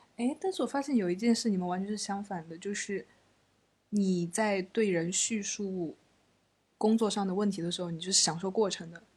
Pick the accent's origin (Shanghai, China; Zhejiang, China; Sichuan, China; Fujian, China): Sichuan, China; Chengdu; 作为一个成都人